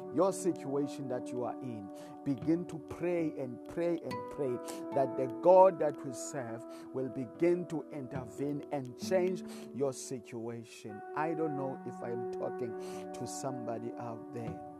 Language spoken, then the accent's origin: English; South Africa; I come all the way from South Africa